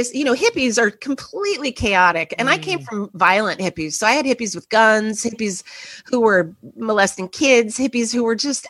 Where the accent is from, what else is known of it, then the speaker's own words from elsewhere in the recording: Los Angeles, California, United States; now in New York City, United States; I grew up in Los Angeles, yes.